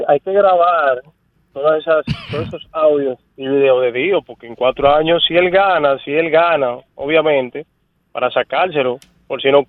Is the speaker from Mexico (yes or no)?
no; Tamayo, Bahoruco, Dominican Republic; now in Puñal, Dominican Republic; Aunque vivo en Puñal, yo soy de Tamayo.